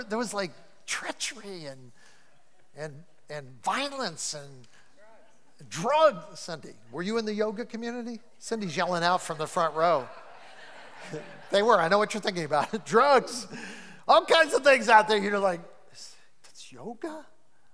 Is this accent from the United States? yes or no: yes; Cleveland, Ohio, United States; I'm from Cleveland